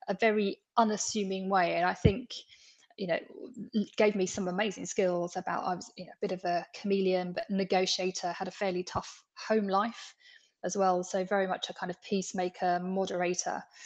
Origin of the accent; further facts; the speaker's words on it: London, United Kingdom; I was born in the East End of London, into a very working class background. I lived on a council estate. I went to a comprehensive school.